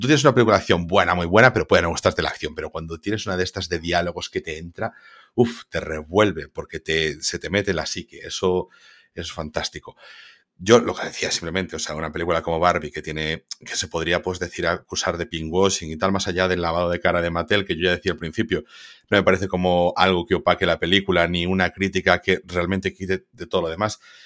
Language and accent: Spanish; Spain; nosotros, como españoles